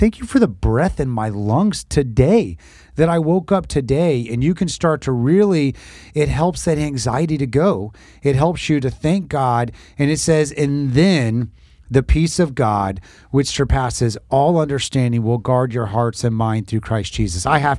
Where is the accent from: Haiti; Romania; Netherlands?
Haiti; Port-au-Prince, Ouest; born there; I was born in Haiti and Canopy Vert, Port-au-Prince.